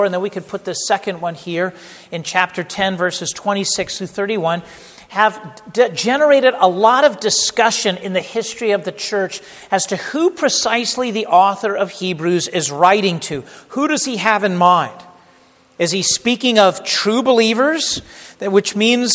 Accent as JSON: {"language": "English", "area": "the Bay Area", "region": "California", "country": "United States", "tie": "born or raised there", "moved": "yes", "said": "the home that I grew up in the Bay Area and the West Coast in California"}